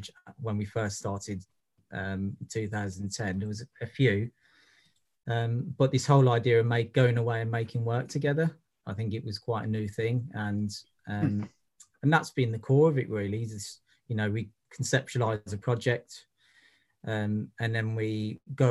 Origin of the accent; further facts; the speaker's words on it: Birmingham, West Midlands, United Kingdom; moved away; also born or lived in Brighton / Liverpool; I'm originally from Birmingham